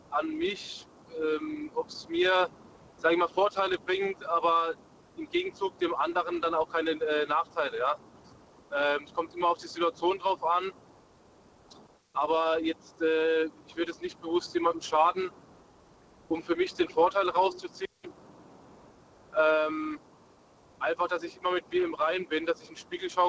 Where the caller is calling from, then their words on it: Munich, Bavaria, Germany; Ich bin aus München. Grüßt euch. Guten Abend.